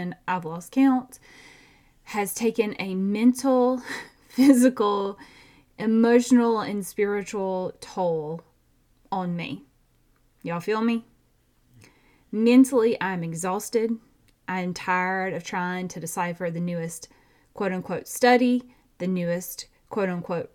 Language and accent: English; Georgia, United States; I have a twin because I'm from Georgia